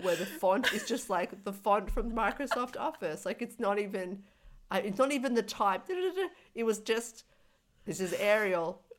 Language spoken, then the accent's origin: English; Australia; as an Australian